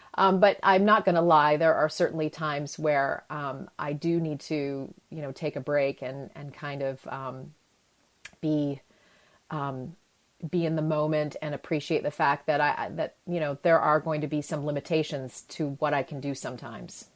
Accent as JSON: {"language": "English", "country": "Canada", "tie": "born or raised there", "moved": "yes", "said": "I grew up in Canada."}